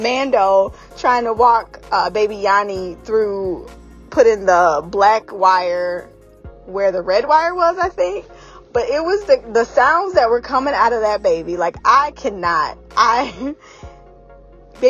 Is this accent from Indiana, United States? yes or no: no; Georgia, United States; moved away; also born or lived in North Carolina; I'm from the South. So I feel like we know fried chicken. I was born in Georgia. I had a lot of my adolescent life in Georgia and in North Carolina